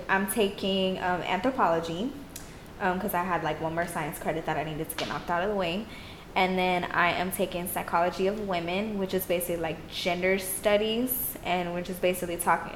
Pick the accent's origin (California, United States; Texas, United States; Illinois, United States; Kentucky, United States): Texas, United States; Austin; also born or lived in Houston; I was born in Austin and I lived part of my life in Austin and even in Houston